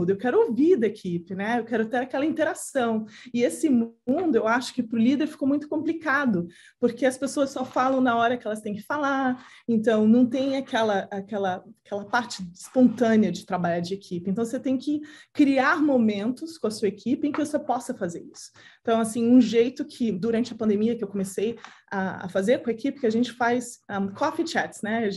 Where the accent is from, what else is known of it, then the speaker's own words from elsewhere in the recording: Santos, São Paulo, Brazil; moved away; eu adoro estar no Brasil, eu adoro estar com a minha família, é onde você cresceu, né?